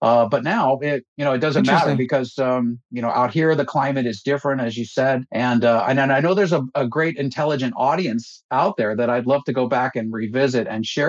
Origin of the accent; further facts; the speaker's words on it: United States; moved away as an adult; now in Florida, United States; I'm from Lake Tahoe